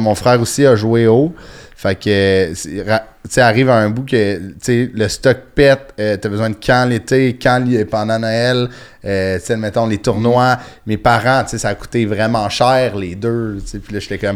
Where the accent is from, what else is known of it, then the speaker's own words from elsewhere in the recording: Sainte-Thérèse, Quebec, Canada; Moi, je viens de Sainte-Thérèse, sur la rue nord de Montréal